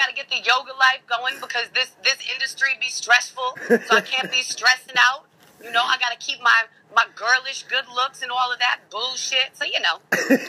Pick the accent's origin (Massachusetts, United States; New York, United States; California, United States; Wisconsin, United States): Massachusetts, United States; Beverly; also born or lived in Lawrence / Boston; So, I was born in Beverly. I lived in Lawrence, like where Term and all of them from for a long time. I bounced around a lot.